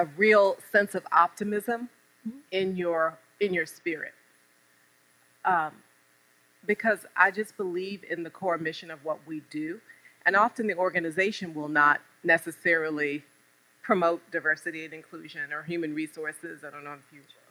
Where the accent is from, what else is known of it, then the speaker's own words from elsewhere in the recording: Norfolk, Virginia, United States; I'm from Norfolk